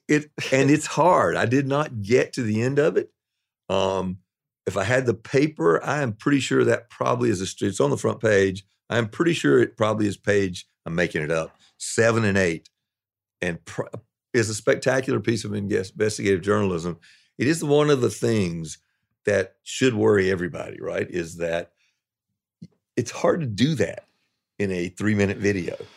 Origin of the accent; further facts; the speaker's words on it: the South, United States; moved away; also born or lived in New York; I'm a Southerner